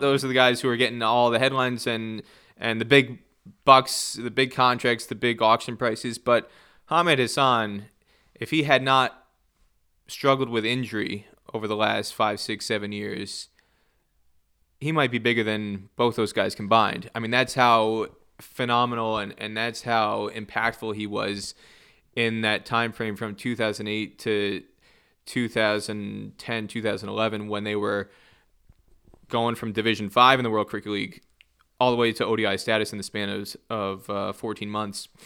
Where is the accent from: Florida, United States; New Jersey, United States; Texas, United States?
New Jersey, United States; I grew up in New Jersey. I grew up about forty minutes from New York City